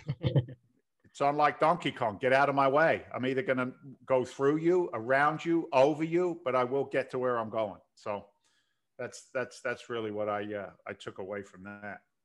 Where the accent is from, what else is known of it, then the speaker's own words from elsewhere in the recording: London, United Kingdom; moved away as an adult; also born or lived in New York City; now in United States; in eighty-six, I came from London, so I'm an im, I'm an immigrant to the country